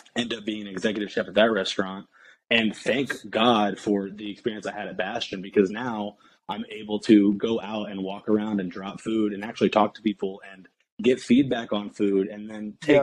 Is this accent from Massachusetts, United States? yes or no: no; Indianapolis, Indiana, United States; moved away as an adult; I'm from basically the south side of Indianapolis, kind of like a small suburb uh, on the south side of Indianapolis. And I kind of stayed there forever